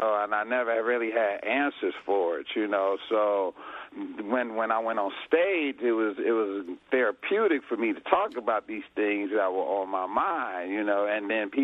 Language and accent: English; Chicago, Illinois, United States; I came from Chicago. That's where I'm from